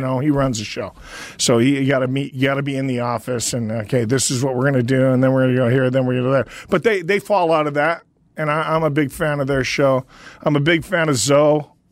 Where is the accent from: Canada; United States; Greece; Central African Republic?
Canada; Northern Canada; I grew up in a small town in Northern Canada